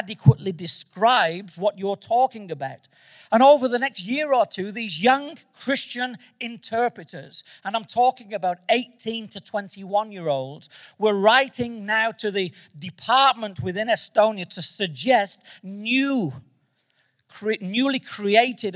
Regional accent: Manchester, North West England, United Kingdom; moved away; I'm from Manchester, England

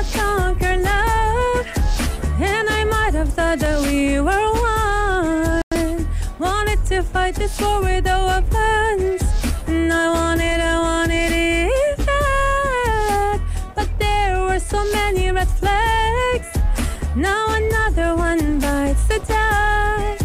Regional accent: Canada; now in United Arab Emirates; originally Palestinian, but grew up in Canada, and now I'm here.

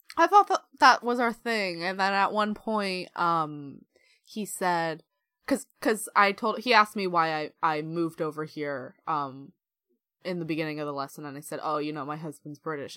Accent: United States; moved away; I'm from America

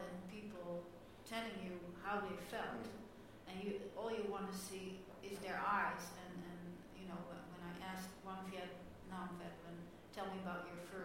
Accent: Netherlands; I'm from Holland

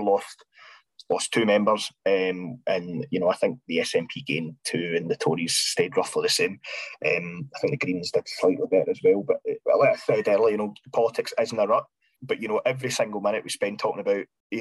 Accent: Scotland, United Kingdom; accent: Scottish

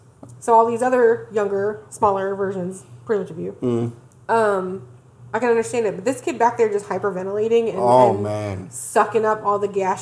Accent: the South, United States; We're from the South

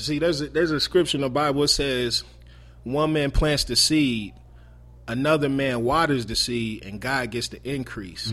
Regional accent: Marion, Indiana, United States; I'm originally from Marion, Indiana. Um, I g, born and raised in Marion, Indiana. I moved to Indianapolis when I was fifteen years old

